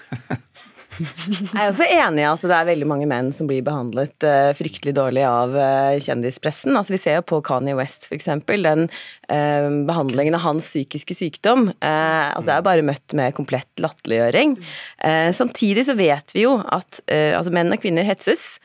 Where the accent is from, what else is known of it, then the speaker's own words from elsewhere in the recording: Norway; Jeg sier ikke 'jeg er nordmann', jeg sier oftere 'jeg er norsk kvinne'